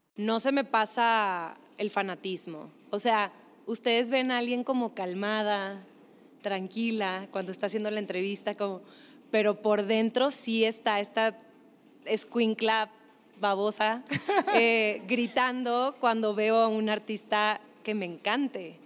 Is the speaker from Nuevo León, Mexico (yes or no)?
yes; Monterrey, Nuevo León, Mexico; moved away as an adult; also born or lived in Mexico City; esa era mi infancia y era una infancia pues en Monterrey